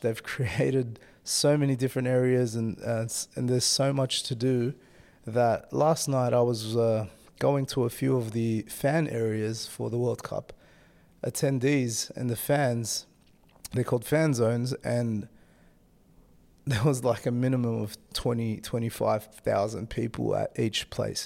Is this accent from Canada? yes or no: no; Australia; moved away as an adult; now in Denmark; having lived in Denmark the last three years and then being an Australian citizen